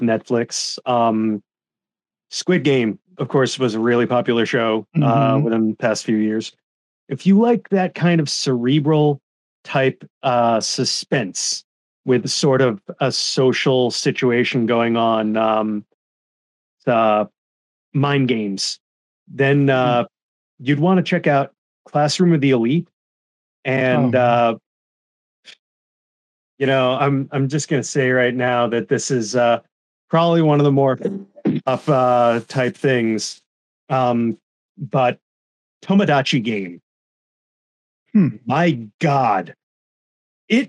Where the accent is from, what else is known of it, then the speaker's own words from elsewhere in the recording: United States; Gridman, we grew up with it in America as Superhuman Samurai Cyber Squad